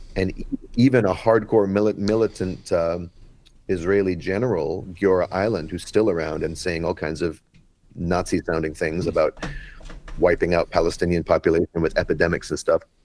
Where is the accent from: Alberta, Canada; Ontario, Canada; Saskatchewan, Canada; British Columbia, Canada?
British Columbia, Canada; Vancouver; I'm from Vancouver, Canada